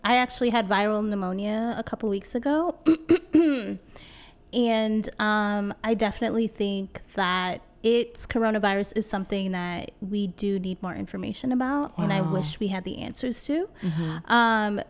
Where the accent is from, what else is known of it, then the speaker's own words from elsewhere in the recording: California, United States; now in New York City, United States; Yeah, so originally I'm from Cali. I'm from the Bay Area. Yay, area, stand up.